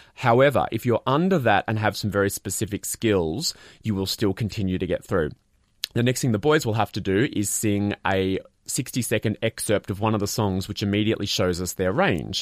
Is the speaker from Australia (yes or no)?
yes; Australia; as an Australian